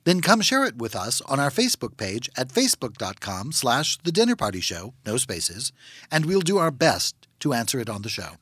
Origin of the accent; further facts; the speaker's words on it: Louisiana, United States; moved away; also born or lived in London; I'm from Louisiana